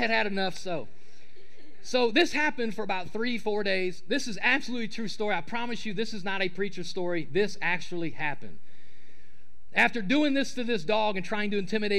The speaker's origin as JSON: {"language": "English", "region": "Ohio", "country": "United States", "moved": "yes", "said": "I'm from Ohio. I am a Buckeye fan."}